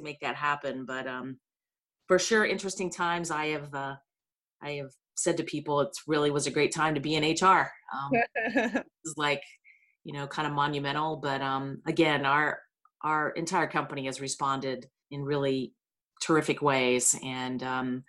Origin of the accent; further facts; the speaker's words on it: Ironton, Ohio, United States; I am from Ironton, Ohio